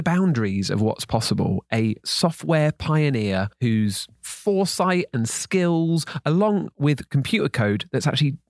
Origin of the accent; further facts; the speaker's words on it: United Kingdom; As a Brit